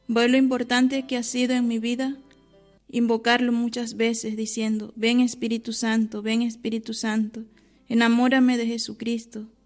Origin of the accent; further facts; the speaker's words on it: Venezuela; moved away as an adult; now in Onteniente, Spain; Vengo de Venezuela, ya tengo nueve años y medio en este monasterio, actualmente con 30 años de edad.